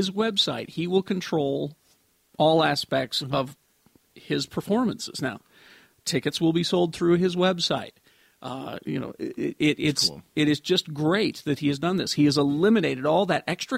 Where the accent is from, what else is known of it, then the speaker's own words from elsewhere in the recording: United States; I'm American